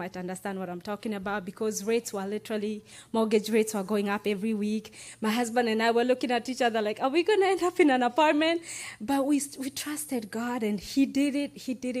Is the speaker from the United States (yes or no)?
no; United Kingdom; I'm British